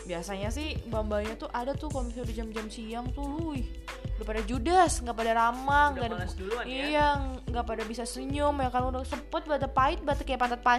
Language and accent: Indonesian; Solo, Central Java, Indonesia; Halo Ya, yeah, aku dari Solo guys, jadi aku jauh-jauh ya kan dari Solo.